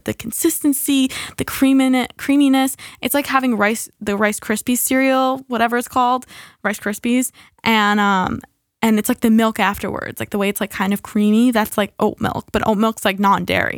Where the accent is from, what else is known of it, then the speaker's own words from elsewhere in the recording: United States; we're American